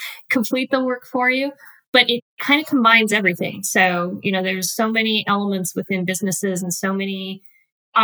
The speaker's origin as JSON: {"language": "English", "region": "Wyoming", "country": "United States", "tie": "born or raised there", "also_born_or_lived": "Utah", "moved": "as an adult", "lives_now": "Nashville, United States", "said": "I am originally from Wyoming"}